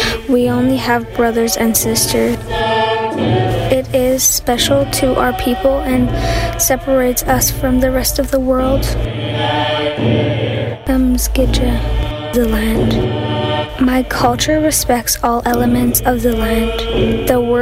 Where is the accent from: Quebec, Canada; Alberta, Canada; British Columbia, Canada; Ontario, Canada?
British Columbia, Canada; Powell River; I am from the Tla'amin Nation. My people live in Powell River, BC.